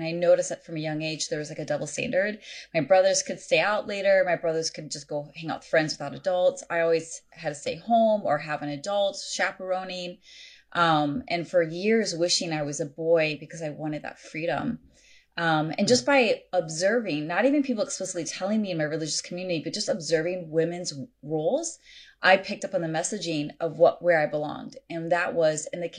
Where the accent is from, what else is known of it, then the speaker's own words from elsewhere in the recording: United States; now in California, United States; I grew up everywhere. My dad was in the military. So we grew up all over the U.S. We lived in Europe. And so I don't have a state I call home, but currently I'm in California.